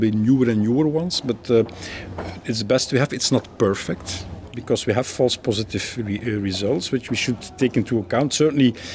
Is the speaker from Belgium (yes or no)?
yes; Belgium; I'm a radiation oncologist from Belgium, working in Leuven University Hospitals